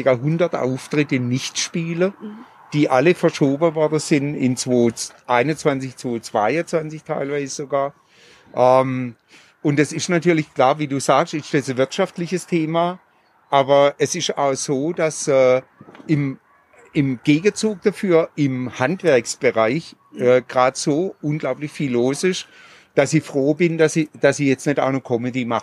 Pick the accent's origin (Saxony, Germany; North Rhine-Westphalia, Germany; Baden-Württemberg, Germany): Baden-Württemberg, Germany; Pforzheim; auch über meine Heimatstadt Pforzheim äh, rede ich da sehr, sehr ähm, ja, so wie ich's wahrgenommen habe.